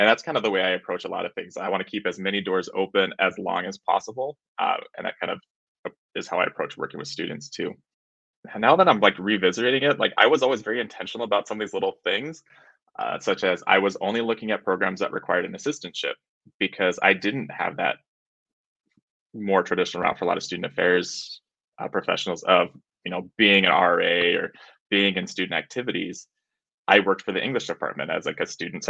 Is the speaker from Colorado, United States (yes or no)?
yes; Colorado, United States; I ended up moving back to my hometown in Colorado